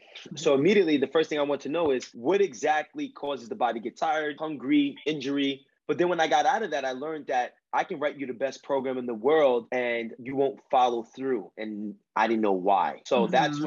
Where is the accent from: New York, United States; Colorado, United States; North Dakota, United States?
New York, United States; New York area, United States; accent: Spanish from the Bronx; I'm from the New York area